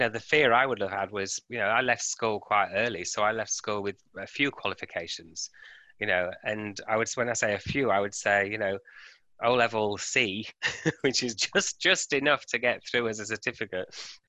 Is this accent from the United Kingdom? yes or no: yes; United Kingdom; now in Australia; And then with me moving from, you'll hear my accent, from the UK to Australia, and I've moved around many times, but you have to make that work each time.